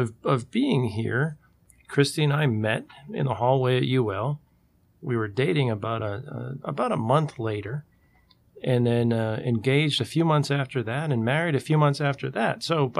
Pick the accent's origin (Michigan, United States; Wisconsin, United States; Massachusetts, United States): Massachusetts, United States; moved away as an adult; also born or lived in New Hampshire; now in Lafayette, United States; So I grew up in Massachusetts, or New England at large, so a lot of time in New Hampshire as well.